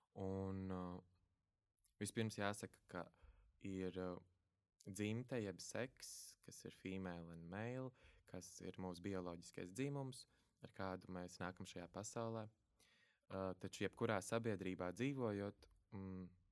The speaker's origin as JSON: {"language": "Latvian", "town": "Valmiera", "region": "Valmiera Municipality", "country": "Latvia", "tie": "born or raised there", "said": "es no Valmieras, mazas pilsētas, ar vecākiem robežsargiem, vienīgais bērns ģimenē"}